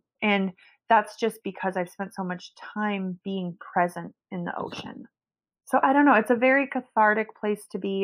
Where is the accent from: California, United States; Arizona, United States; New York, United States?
California, United States; Meadow Vista; also born or lived in French Polynesia / New Zealand; I was born in Meadow Vista, California. It's like on the way to Tahoe. And I guess we had a lake near our house.